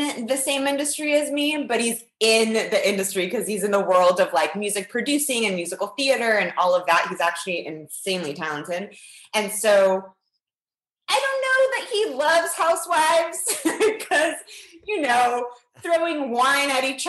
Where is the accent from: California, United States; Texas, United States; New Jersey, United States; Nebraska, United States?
California, United States; Mission Viejo; born or raised there; also born or lived in Lima, Peru